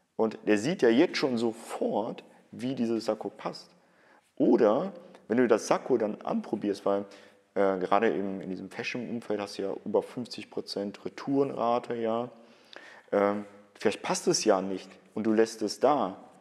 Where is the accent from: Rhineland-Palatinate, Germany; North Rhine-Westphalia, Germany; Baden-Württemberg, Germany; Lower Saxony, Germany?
North Rhine-Westphalia, Germany; Cologne; bei uns in Köln